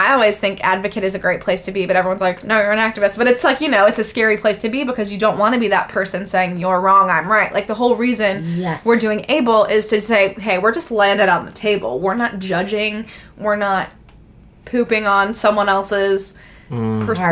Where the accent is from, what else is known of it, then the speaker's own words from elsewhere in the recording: Birmingham, Alabama, United States; moved away; where I'm from in Birmingham, Alabama